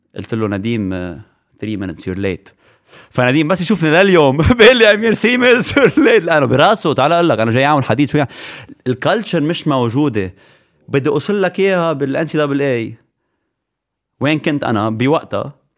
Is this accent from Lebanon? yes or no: yes; Lebanon; moved away as an adult; انا لبناني 100%